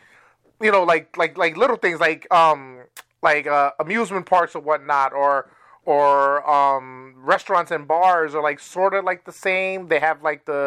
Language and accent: English; New York City, New York, United States; I'm from New York